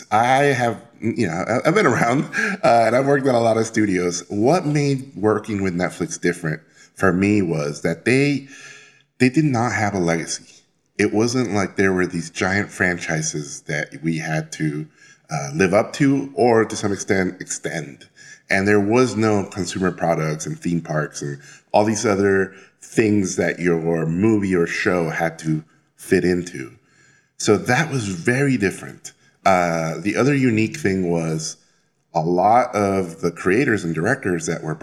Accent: Mexico City, Mexico; And as a kid, uh, I grew up in Mexico City and I would go, I, w- I got taken by school to the uh, National Museum of Anthropology in Mexico City

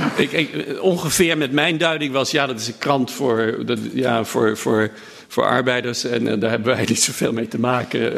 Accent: The Hague, South Holland, Netherlands; accent: Haags; ik ben opgegroeid in Den Haag Zuidwest in een portiek met touwtjes uit de deur.

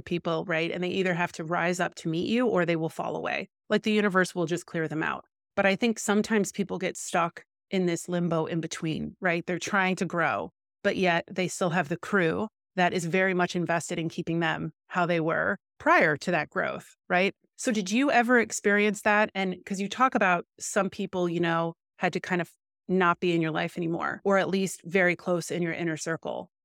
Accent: Midwest, United States; now in Los Angeles, United States; But I'm from the Midwest. I feel like that's a different mindset. Now I'm in LA.

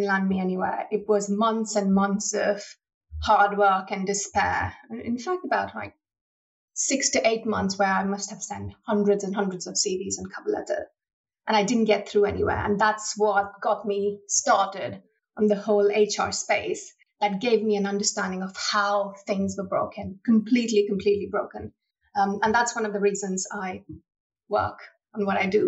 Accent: India; moved away as an adult; now in United Kingdom; I was born and raised in India and I'm a first generation immigrant to the UK.

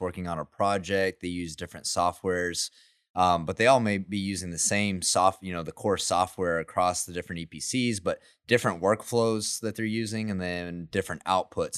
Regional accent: Midland, Texas, United States; now in Houston, United States; I'm from Midland, too

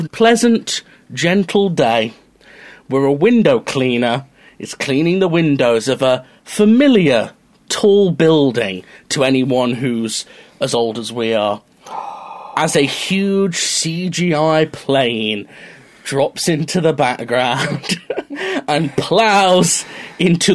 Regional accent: Mansfield, East Midlands, United Kingdom; as a teenager, growing up in Mansfield

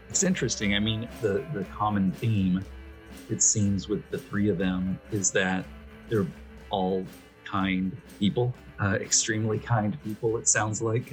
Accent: Arkansas, United States; moved away; back home in Arkansas

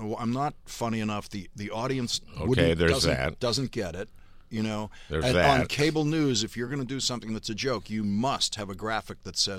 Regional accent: Dorchester, Massachusetts, United States; And so I was growing up in Dorchester, which is the largest

